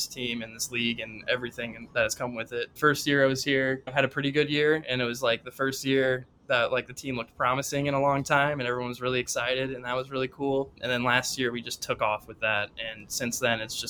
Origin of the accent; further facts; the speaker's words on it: St. Louis, Missouri, United States; I grew up in St. Louis.